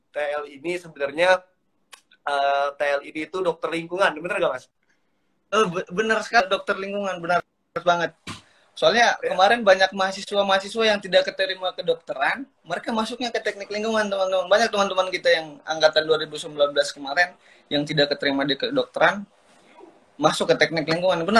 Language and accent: Indonesian; Southeast Sulawesi, Indonesia; born there; also born or lived in North Maluku; gue berasal dari lahirnya di Sulawesi Tenggara untuk uh, domisilinya dan KTP-nya dari Maluku Utara jadi saya asalnya dari dua daerah